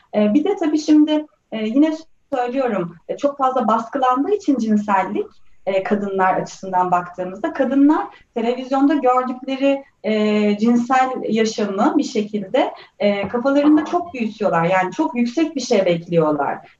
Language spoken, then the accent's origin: Turkish; Turkey; ben de bu topraklarda büyüdüm